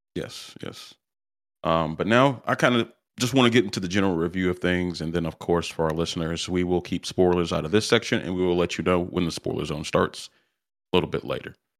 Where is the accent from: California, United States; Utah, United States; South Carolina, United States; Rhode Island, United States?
South Carolina, United States; I was born and raised in South Carolina, the, the, the buckle of the Bible Belt